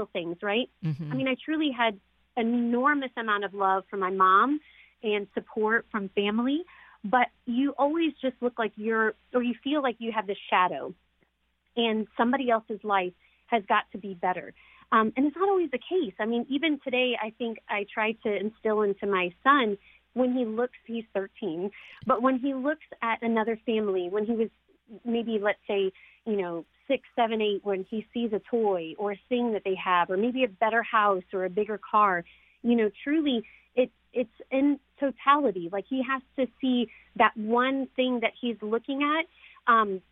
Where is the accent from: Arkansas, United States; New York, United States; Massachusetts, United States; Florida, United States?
Arkansas, United States; also born or lived in New Orleans, Louisiana; we stayed in a children's home called Hillcrest in Arkansas. So we came from New Orleans to Arkansas